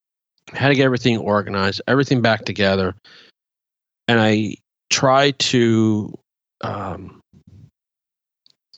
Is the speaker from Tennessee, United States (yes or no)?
no; Virginia, United States